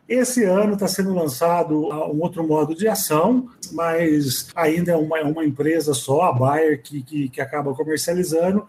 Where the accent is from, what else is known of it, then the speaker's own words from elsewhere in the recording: Espírito Santo do Pinhal, São Paulo, Brazil; also born or lived in Jaboticabal, São Paulo / Ribeirão Preto, São Paulo; na Faculdade de Espírito Santo do Pinhal, São Paulo, uma faculdade que eu morro de paixão por ela até hoje, na cidade onde eu nasci